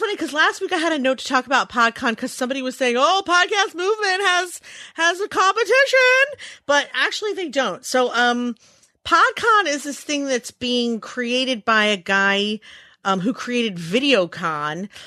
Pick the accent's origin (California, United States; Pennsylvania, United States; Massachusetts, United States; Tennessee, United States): Pennsylvania, United States; Philadelphia; It's also my hometown.